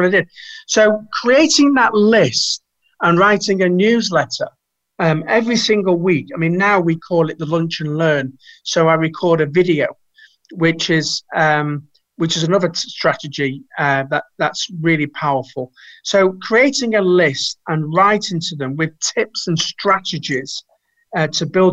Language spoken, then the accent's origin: English; Manchester, North West England, United Kingdom; We're both from Manchester.